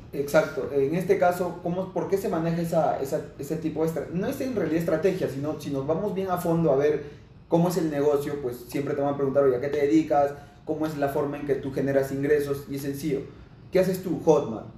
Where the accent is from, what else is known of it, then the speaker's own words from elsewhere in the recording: Lima, Peru; Yo soy de Lima, Perú